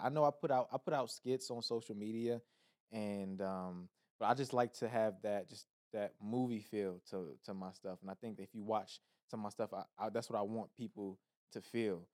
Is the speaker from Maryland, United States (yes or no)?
yes; Laurel, Maryland, United States; now in California, United States; Maryland, P G County, Laurel, Maryland